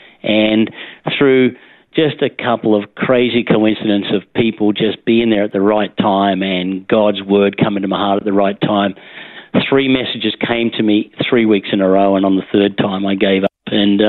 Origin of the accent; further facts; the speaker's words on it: Dalby, Queensland, Australia; also born or lived in Gosford, New South Wales; Yeah, I was born in Gosford in the beautiful Central Coast. Mm-hmm. But my parents, who moved around, particularly through rural Queensland, moved to places such as Dalby, mm-hmm. on the Darling Downs, where I was there some of my formative years